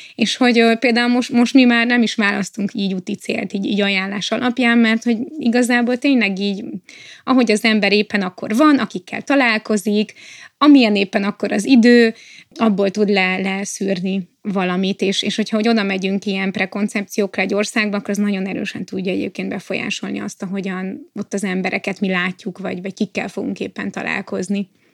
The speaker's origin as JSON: {"language": "Hungarian", "country": "Hungary", "said": "nem is magyarok vagyunk, hanem európaiak"}